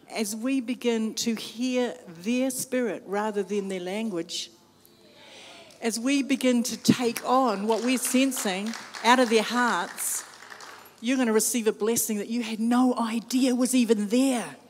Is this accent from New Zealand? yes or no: yes; New Zealand; I'm from New Zealand, when I say I'm from Aotearoa